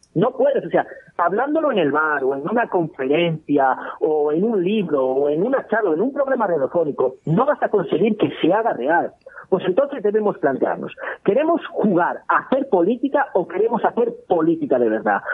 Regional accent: Spain; accent: northeastern Spain; now in Ponferrada, Spain; soy del noreste de España por mi acento

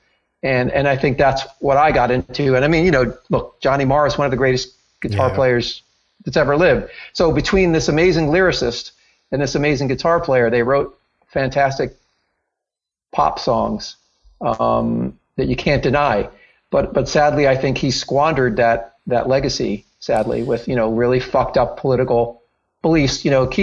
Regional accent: Princeton, New Jersey, United States; I grew up in Princeton, New Jersey

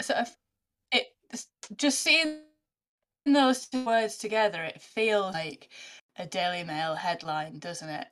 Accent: the north of England, United Kingdom; I'm a northerner

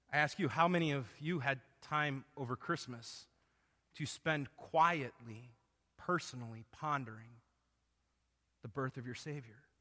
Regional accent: Arizona, United States; moved away; I grew up in Arizona

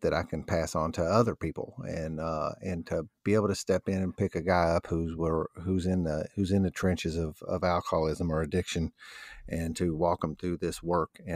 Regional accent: New Albany, Indiana, United States; I was born in New Albany, Indiana, which is basically a suburb of Louisville, Kentucky

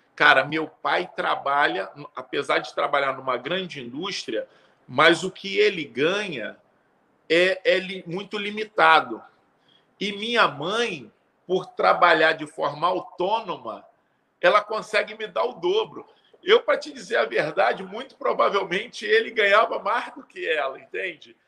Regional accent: Rio de Janeiro, Brazil; Sou nascido e criado em Bangu, uma, uma periferia, né? Um, um, um subúrbio do Rio de Janeiro

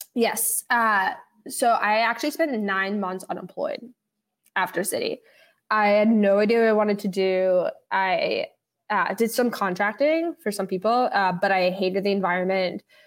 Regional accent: New York City, New York, United States; I grew up in the West Village with my dad

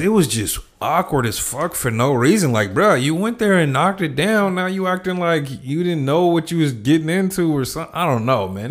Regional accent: Los Angeles, California, United States; I grew up in South Central

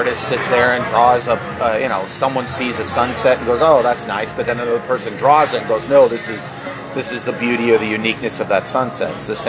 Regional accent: Pennsylvania, United States; well, I'm from Pennsylvania

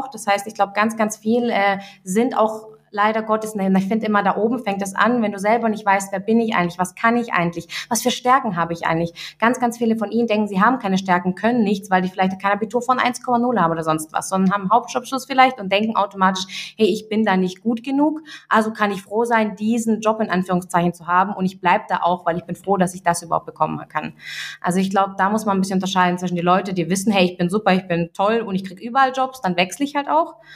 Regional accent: Russia; now in Germany; Also ich kenne ich auch selber, auch meine Eltern, wir kommen, wir sind aus Russland hier eingewandert.

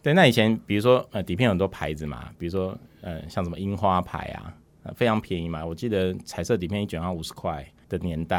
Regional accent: Hsinchu, Hsinchu City, Taiwan; 可是因为我们小时候，我们家是旁边是新竹货运站，所以它大部分的时间是很多货车停在那里而已。

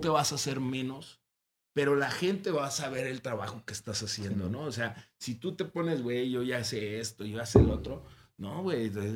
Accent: Ciudad Juárez, Chihuahua, Mexico; soy de los actuales luchadores de Ciudad Juárez

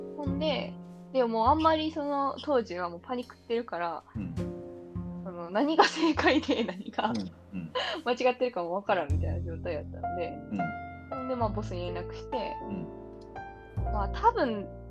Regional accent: Kansai, Japan; accent: Kansai-ben; 私関西弁やったんで

